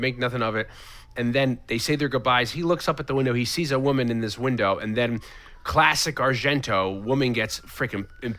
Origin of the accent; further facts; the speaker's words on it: England, United Kingdom; It's okay. I'm from England.